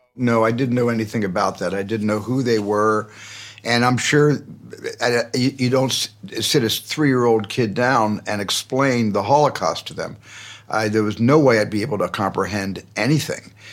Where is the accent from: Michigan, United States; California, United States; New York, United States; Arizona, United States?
Arizona, United States; in a large family growing up in Arizona